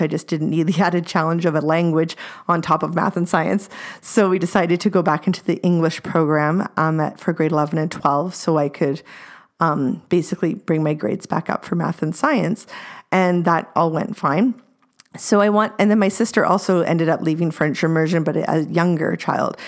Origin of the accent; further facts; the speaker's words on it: Delta, British Columbia, Canada; also born or lived in North Shore, British Columbia; we moved from the North Shore over to North Delta